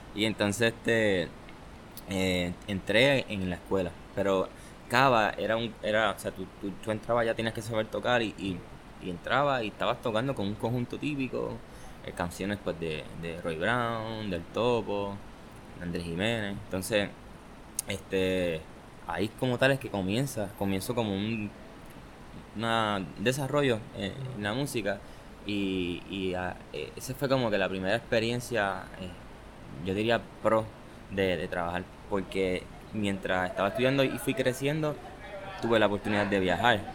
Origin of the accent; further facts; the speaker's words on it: Añasco, Puerto Rico; also born or lived in Aguadilla, Puerto Rico; now in Mayagüez, Puerto Rico; de Añasco, pero este, siempre he dicho que soy adoptivo de Aguadilla y de Mayagüez